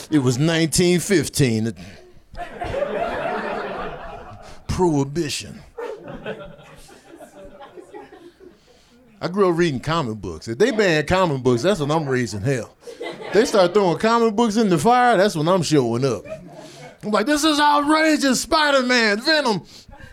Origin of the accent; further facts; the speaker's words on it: Midwest, United States; now in Los Angeles, United States; I grew up in the Midwest where you know you in a bad neighborhood